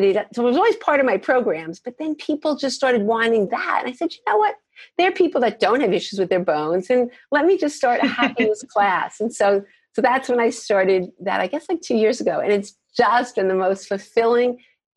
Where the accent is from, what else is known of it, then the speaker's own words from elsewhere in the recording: New York, United States; moved away as an adult; also born or lived in Boston / Minnesota / Chicago; I'm from New York